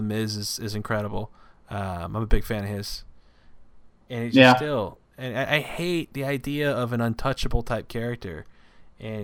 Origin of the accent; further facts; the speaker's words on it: United States; I'm American